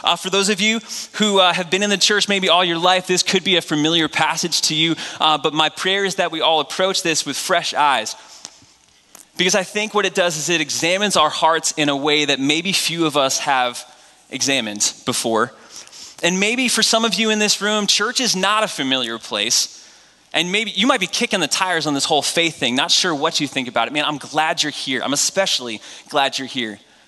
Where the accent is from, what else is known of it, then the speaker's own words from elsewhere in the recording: New England, United States; Last thing I learned is that I'm from the New England Patriots territory. We love our pro football up there.